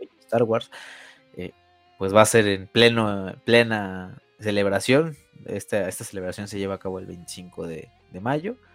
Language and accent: Spanish; Mexico; nosotros como mexicanos